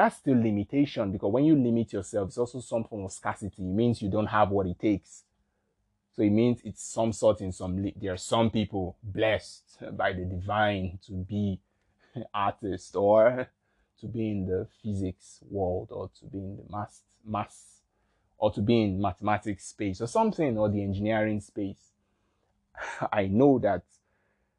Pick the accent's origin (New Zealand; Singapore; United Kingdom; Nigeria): Nigeria; I'm from Nigeria